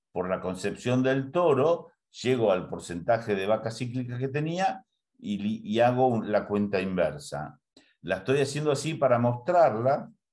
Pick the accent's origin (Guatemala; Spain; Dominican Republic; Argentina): Argentina; also born or lived in Castelli, Buenos Aires Province; en Argentina hay algunas cosas que tenemos visiones un poco anticuadas